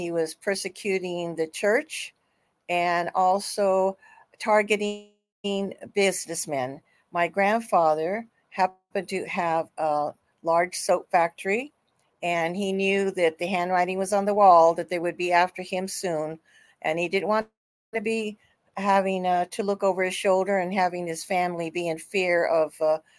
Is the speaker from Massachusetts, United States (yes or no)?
no; Oakland, California, United States; also born or lived in Emeryville, California; I was born in Oakland, California, and I am still here